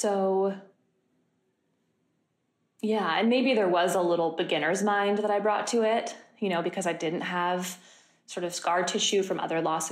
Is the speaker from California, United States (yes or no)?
yes; Monterey, California, United States; moved away; also born or lived in New York; I grew up in a town called Monterey, California, in Central California